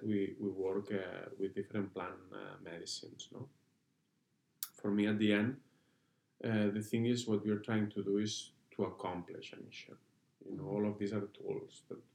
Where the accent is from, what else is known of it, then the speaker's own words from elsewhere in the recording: Barcelona, Catalonia, Spain; I'm Catalan, I'm from Barcelona